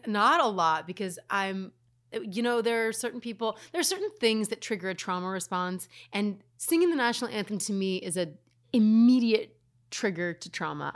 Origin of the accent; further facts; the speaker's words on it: Reno, Nevada, United States; I'm from Reno